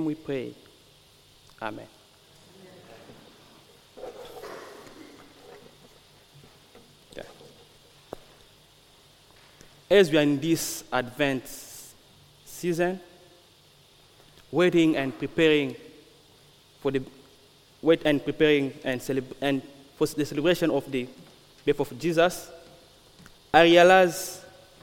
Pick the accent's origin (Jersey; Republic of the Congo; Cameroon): Republic of the Congo; moved away; I'm from the Congo. I'm from the Republic of Congo